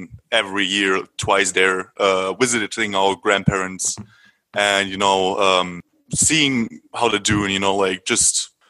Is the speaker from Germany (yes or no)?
yes; Germany; English is a second language; I'm born here in Germany.